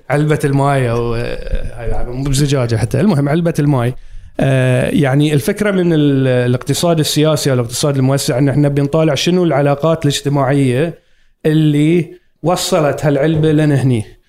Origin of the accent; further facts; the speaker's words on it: Muharraq, Muharraq Governorate, Bahrain; moved away as an adult; also born or lived in England; كبرت وربيت في آه، مدينة المحرق القديمة